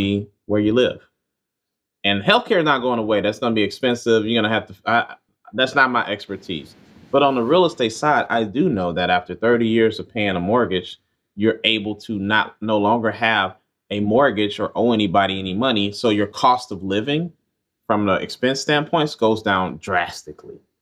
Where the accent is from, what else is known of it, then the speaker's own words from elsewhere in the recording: Mississippi, United States; moved away; we're both from Mississippi